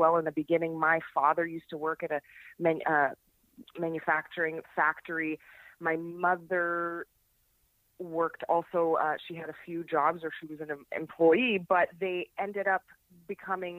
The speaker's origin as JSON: {"language": "English", "town": "Niagara Falls", "region": "Ontario", "country": "Canada", "tie": "born or raised there", "said": "I was born and raised in Niagara Falls, Canada. Lived there my entire life"}